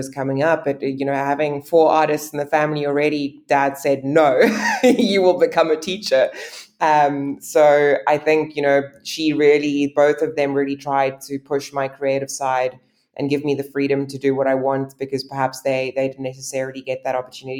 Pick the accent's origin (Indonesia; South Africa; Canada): South Africa; Somerset West, Western Cape; now in Cape Town, South Africa; I grew up in Somerset West, which is probably about 45 minutes to an hour's drive outside of the city